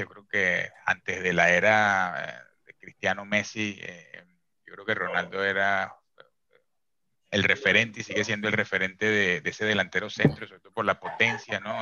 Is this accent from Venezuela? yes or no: yes; Venezuela; como venezolano